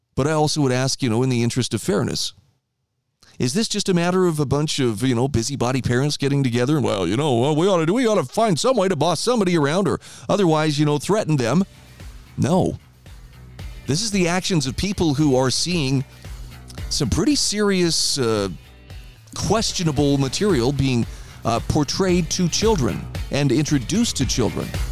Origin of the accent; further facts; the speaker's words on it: Idaho, United States; my home state of Idaho